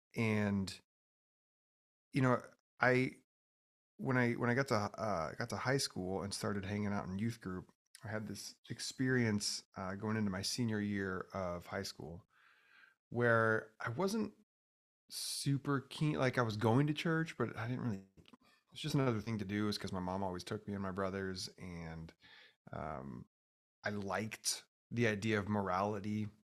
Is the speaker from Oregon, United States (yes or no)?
yes; Oregon, United States; I grew up in Oregon